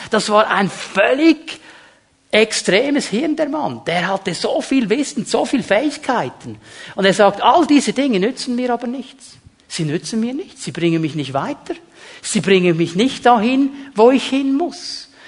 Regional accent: Switzerland; Die Schweizer, als Schweizer, wir sind ja so gern in der Mitte. Nicht zu vorderst, nicht zu hinterst.

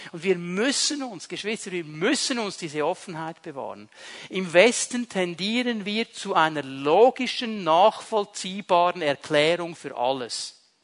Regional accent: Switzerland; als Schweizer

